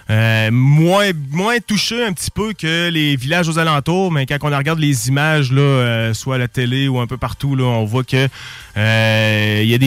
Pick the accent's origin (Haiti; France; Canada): Canada; Saint-Anselme, Quebec; moi et …, pour vous le dire, on habite à Saint-Anselme et on vient de Saint-Anselme et on représente Bellechasse fièrement. On est des fiers Belchassois.